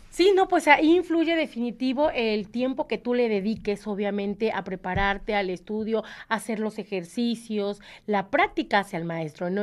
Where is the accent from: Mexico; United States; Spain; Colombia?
Mexico